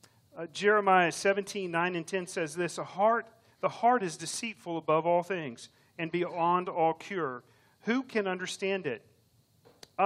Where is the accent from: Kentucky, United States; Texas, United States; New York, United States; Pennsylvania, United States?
Texas, United States; Round Rock; I grew up in Round Rock, not too far from here